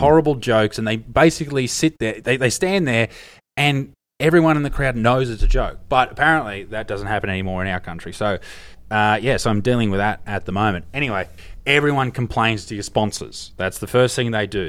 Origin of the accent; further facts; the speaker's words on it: Australia; as the Australian